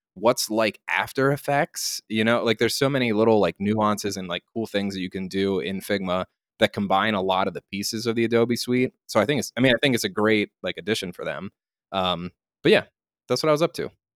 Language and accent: English; Lancaster, Pennsylvania, United States; I grew up in Lancaster, Pennsylvania, which is a town about halfway between Philadelphia and Harrisburg and Baltimore.